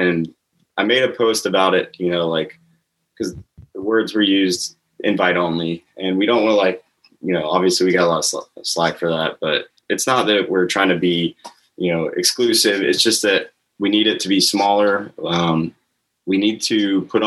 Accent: Crestview, Florida, United States; I grew up there in Crestview. I was born there

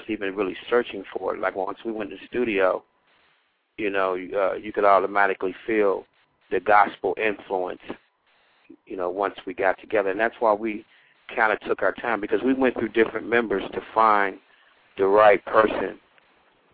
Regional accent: Cincinnati, Ohio, United States; moved away; also born or lived in Philadelphia; I'm originally from Cincinnati, Ohio

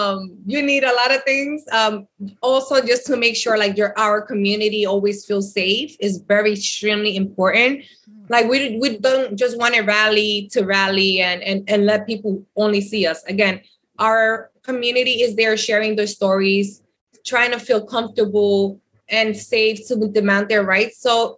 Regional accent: Dominican Republic; I'm from the Dominican Republic, and it's unfortunate.

